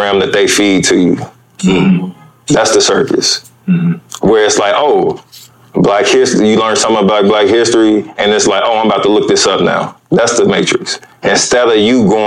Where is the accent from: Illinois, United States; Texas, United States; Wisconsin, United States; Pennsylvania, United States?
Illinois, United States; Chicago; I'm from Chicago. It's kind of south.